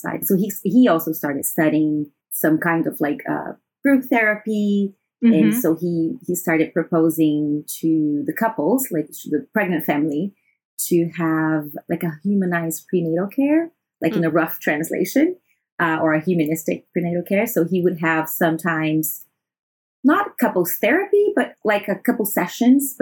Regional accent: Brazil; moved away as an adult; now in Shanghai, China; I am from Brazil and I've been living in China for the past 7 years in Shanghai

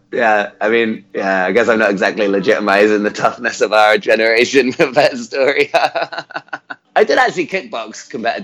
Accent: Wotton-under-Edge, South West England, United Kingdom; also born or lived in Gloucester; I grew up in Gloucestershire

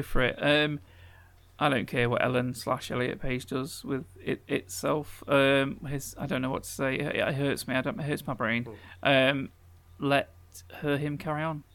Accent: England, United Kingdom; as an Englishman in this country

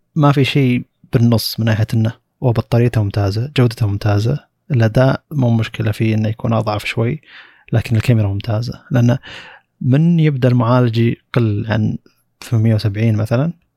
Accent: Saudi Arabia; موجود عندنا بالسعوديه

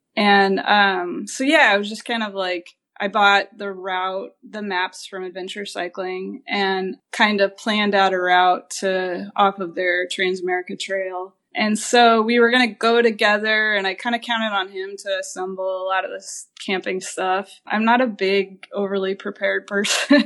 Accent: Kansas, United States; moved away as an adult; also born or lived in Portland, Oregon; I grew up in Kansas

